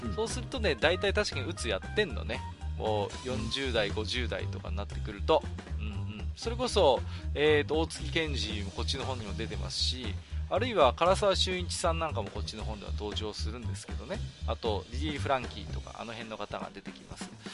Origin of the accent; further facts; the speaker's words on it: Iwate, Japan; 僕は岩手の人間なので